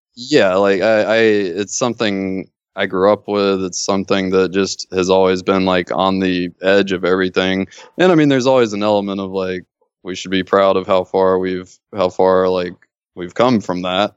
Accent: Mississippi, United States; now in Los Angeles, United States; I grew up in Mississippi

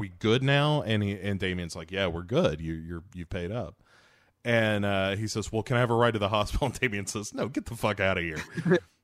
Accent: United States; I'm an American

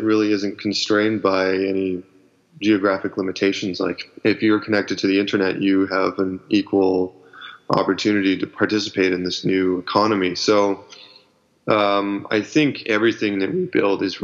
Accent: Ottawa, Ontario, Canada; moved away as an adult; now in Vancouver, Canada; I was born in Ottawa, and I moved out to Vancouver in 2006

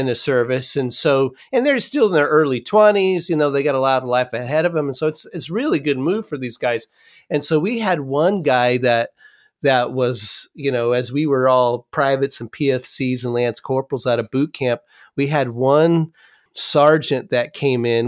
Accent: California, United States; I'm from California

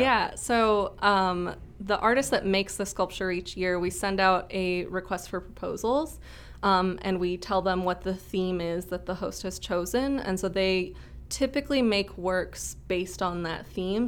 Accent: Rochester, Minnesota, United States; moved away as an adult; also born or lived in Saint Cloud, Minnesota / Mankato, Minnesota; I'm from Rochester originally

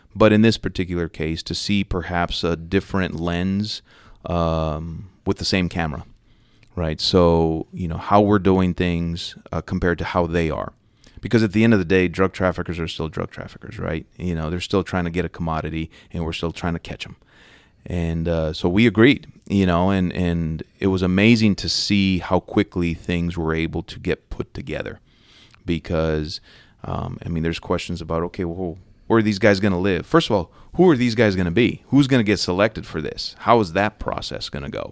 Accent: New Mexico, United States; moved away as an adult; also born or lived in Los Angeles, California / Bakersfield, California; now in Dallas, United States; I grew up in the, along the Southwest border, about twenty minutes away from the U S Mexico border, uh, so coincidentally, like, El Paso, Texas was my big city growing up, despite the fact that I, you know, grew up in New Mexico

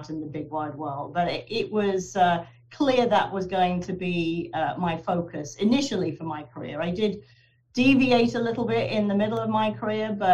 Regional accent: Guildford, South East England, United Kingdom; moved away as an adult; also born or lived in London, United Kingdom / Wallingford, Connecticut, United States; now in Vermont, United States; I was born and raised in England

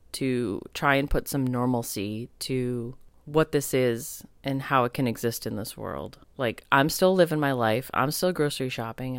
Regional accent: United States; being raised as an American with Italian, American really strong background

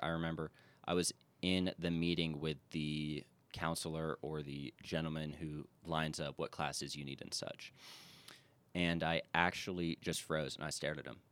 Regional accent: Charleston, South Carolina, United States; I am from Charleston, South Carolina, which is easily my favorite place in the world, and I've been a few places, but from Charleston, born and raised

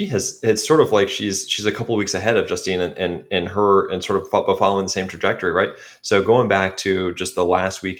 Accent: United States; accent: American; my American accent

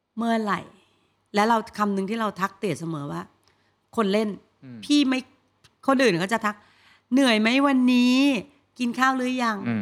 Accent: Bangkok, Thailand; กรุงเทพพี่เกิดที่กรุงเทพ

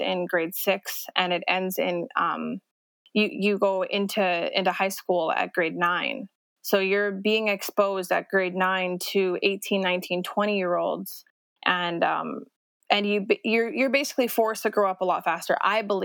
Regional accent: Las Vegas, Nevada, United States; moved away as an adult; also born or lived in Edmonton, Alberta, Canada; now in Calgary, Canada; I was raised in Las Vegas for 10 years

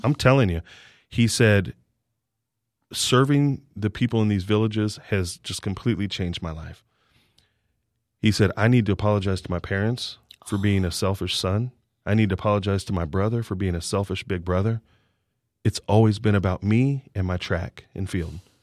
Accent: Kansas City, United States; moved away as an adult; also born or lived in Virginia / Houston, Texas; now in College Station, United States; I'm from Kansas City, went to school in Virginia.

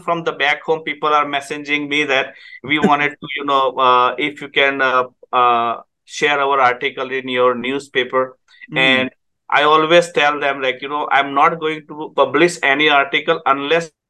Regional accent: India; English is a second language; moved away as an adult; now in Guelph, Canada

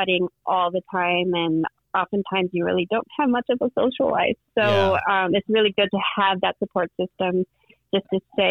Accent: South Bend, Indiana, United States; moved away as an adult; also born or lived in Ohio / North Carolina / Boston; I grew up in South Bend, Indiana, the Notre Dame country

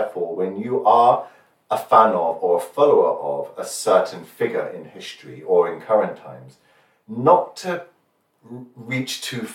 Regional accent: United Kingdom; We're both British

